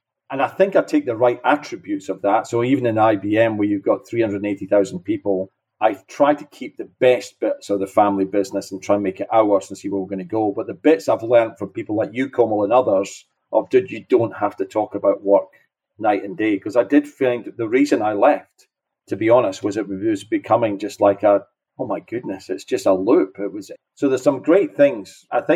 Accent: Scotland, United Kingdom; now in Houston, United States; I'm not from Houston originally. I'm from Scotland. You can tell my accent.

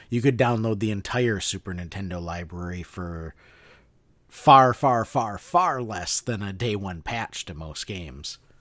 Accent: Midwest, United States; born or raised there

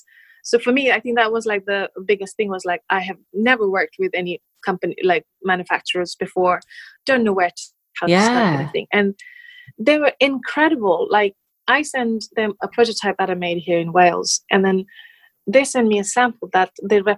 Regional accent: Nepal; moved away as an adult; now in United Kingdom; I grew up in Nepal up until 20 years old. So it's been only 9 years since I've been living in the UK

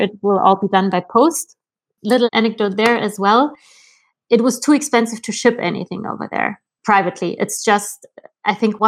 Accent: Germany; moved away as an adult; also born or lived in Berlin; now in Brussels, Belgium; I was born and raised in Germany in the countryside

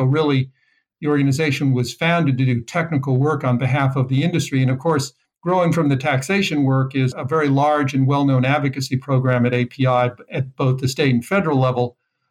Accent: Southwest, United States; also born or lived in New Mexico / California / Texas / Utah; No, I grew up kind of in the Southwest.

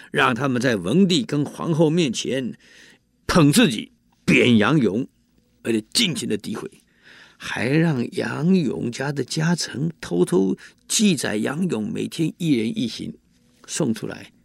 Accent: Taiwan; 我们台湾人

